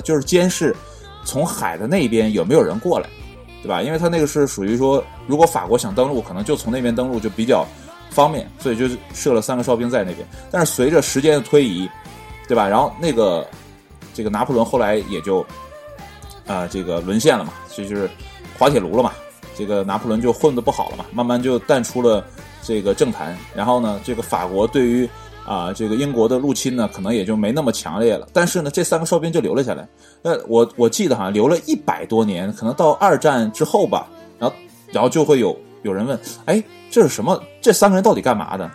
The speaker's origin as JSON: {"language": "Chinese", "country": "China", "said": "我们中国人"}